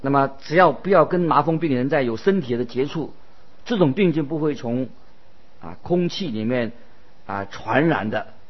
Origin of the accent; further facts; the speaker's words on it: China; 我们就是我们中国人所说的“知人知面不知心”啊